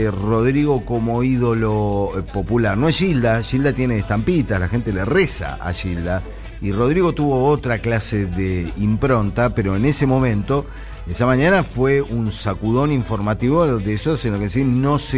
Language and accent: Spanish; Córdoba, Argentina; Soy cordobés.